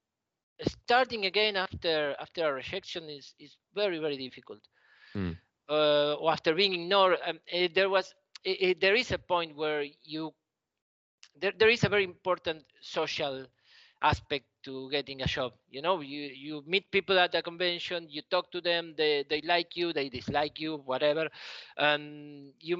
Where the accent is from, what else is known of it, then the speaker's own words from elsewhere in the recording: Argentina; English is a second language; I learned English. They teach it here in school